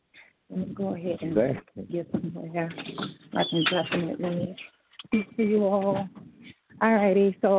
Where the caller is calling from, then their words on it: New Orleans, Louisiana, United States; So I'm calling from New Orleans.